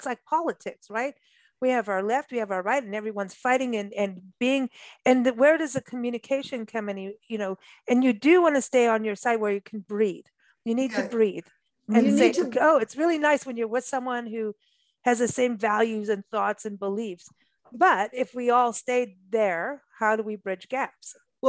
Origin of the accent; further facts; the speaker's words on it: Kenya; also born or lived in England / South Africa; I grew up in Africa and in Kenya, England, South Africa.